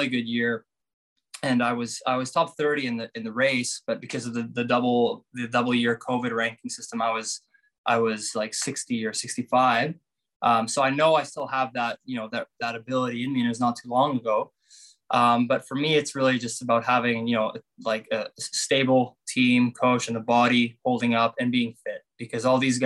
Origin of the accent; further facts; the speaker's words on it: Canada; I love coming here to Canada, obviously playing at my home country